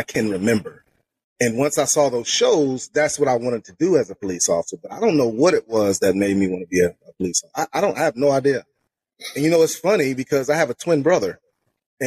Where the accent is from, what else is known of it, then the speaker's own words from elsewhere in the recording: Charlotte, North Carolina, United States; also born or lived in Harrisburg, Pennsylvania; I moved to Charlotte when I was nine